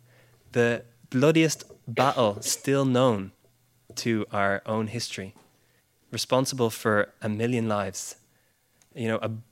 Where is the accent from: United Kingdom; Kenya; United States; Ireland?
Ireland; although I'm Irish, I spent my whole life here. My parents are Brits.